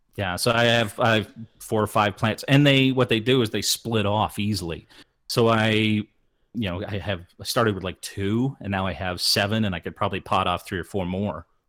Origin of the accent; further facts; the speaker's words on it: Midwest, United States; growing up in the Midwest